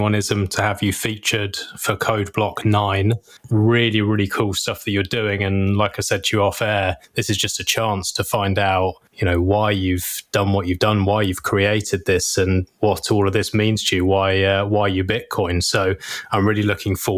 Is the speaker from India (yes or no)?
no; England, United Kingdom; I'm from England